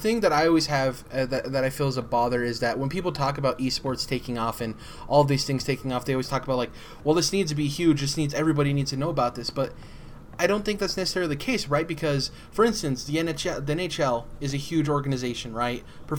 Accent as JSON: {"language": "English", "region": "Michigan", "country": "United States", "said": "I like stuff that says Michigan on it because I'm from Michigan, and I love to support the state I'm from"}